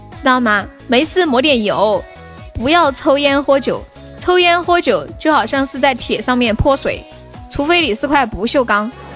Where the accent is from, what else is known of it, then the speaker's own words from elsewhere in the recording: Sichuan, China; 我是四川的